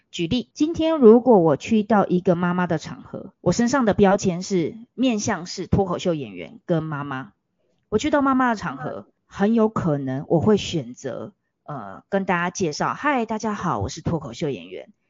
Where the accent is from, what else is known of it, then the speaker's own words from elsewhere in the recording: Taiwan; 从小就在台湾土生土，土长的我